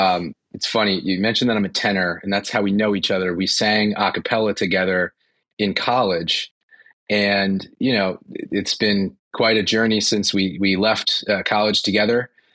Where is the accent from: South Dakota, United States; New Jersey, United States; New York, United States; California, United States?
New Jersey, United States; Princeton; I'm from Princeton, New Jersey. You want to know who I am? Yeah. You know, I'm the guy from Princeton. I like to say born, raised, educated, and employed.